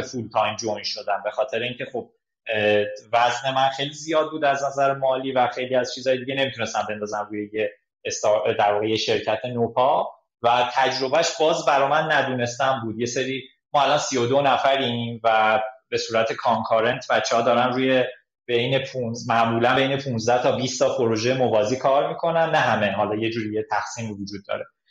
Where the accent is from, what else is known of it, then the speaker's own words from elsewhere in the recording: Zanjan Province, Iran; also born or lived in Tabriz; now in Tehran, Iran; من زنجانی هستم خانواده اونجا زندگی میکنم از تبریز مهاجرت کردم به تهران